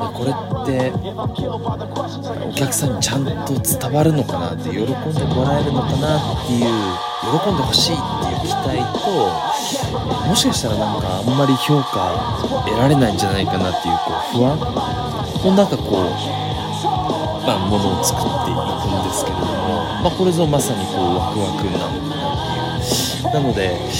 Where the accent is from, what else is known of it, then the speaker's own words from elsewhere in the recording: Satsuma Peninsula, Kagoshima, Japan; moved away as an adult; now in Ōsumi Peninsula, Japan; 薩摩半島で生まれ育った人間